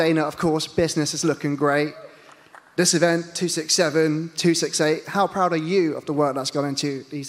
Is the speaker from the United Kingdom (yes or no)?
yes; United Kingdom; as a Brit